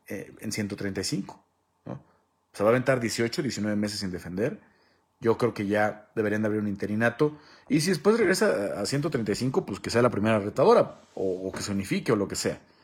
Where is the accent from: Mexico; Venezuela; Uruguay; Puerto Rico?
Mexico; como mexicanos